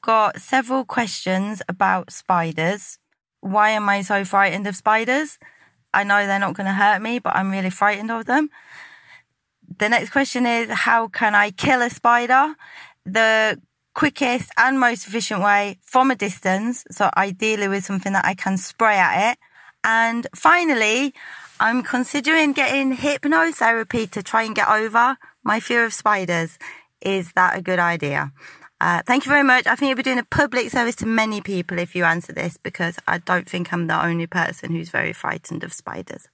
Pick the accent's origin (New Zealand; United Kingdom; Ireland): United Kingdom; Sheffield, Yorkshire and the Humber; now in Chiltern Hills, United Kingdom; I'm from Sheffield originally, but I live in the Chiltern Hills